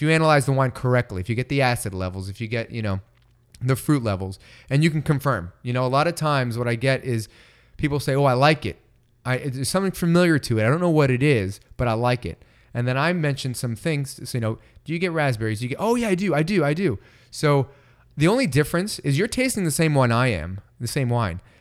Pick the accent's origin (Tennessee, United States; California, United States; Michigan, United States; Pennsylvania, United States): California, United States; Bay Area; growing up in the Bay Area